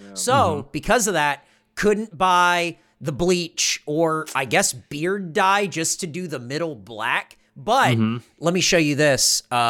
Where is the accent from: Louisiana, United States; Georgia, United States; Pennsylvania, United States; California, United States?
California, United States; Southern; now in Austin, United States; I'm not a snow guy. I'm from Southern California too.